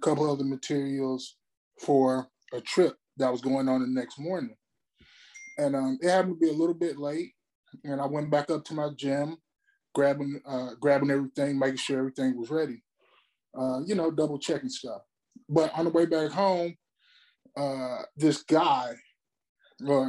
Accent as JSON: {"language": "English", "town": "Memphis", "region": "Tennessee", "country": "United States", "tie": "born or raised there", "also_born_or_lived": "Mobile, Alabama", "moved": "as an adult", "lives_now": "California, United States", "said": "I'm originally from Mobile, Alabama, but I grew up in Memphis, Tennessee"}